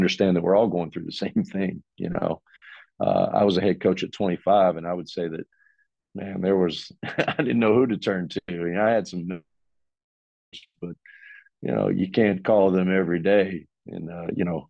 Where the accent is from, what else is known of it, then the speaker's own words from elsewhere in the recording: Virginia mountains / the South, United States; moved away; also born or lived in Milwaukee, Wisconsin; I'm from the South.